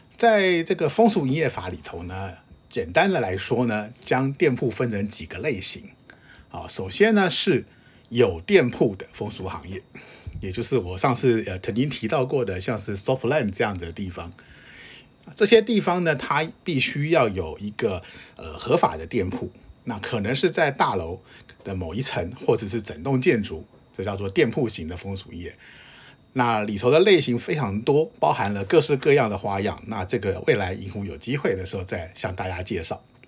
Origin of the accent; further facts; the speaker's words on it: Taiwan; 明白地表示我是台湾来的， 我会说日语